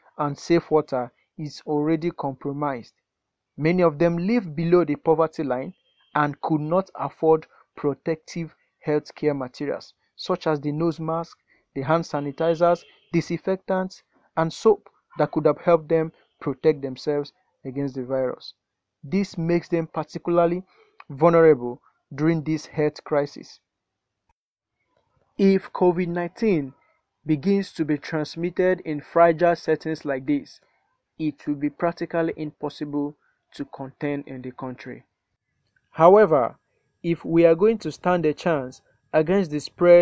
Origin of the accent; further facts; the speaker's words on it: Lagos, Nigeria; I am from Lagos, Nigeria.